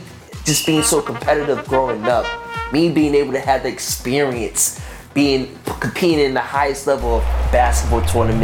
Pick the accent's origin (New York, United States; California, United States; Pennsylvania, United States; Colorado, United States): New York, United States; New York City; Born and raised Brooklynite all my life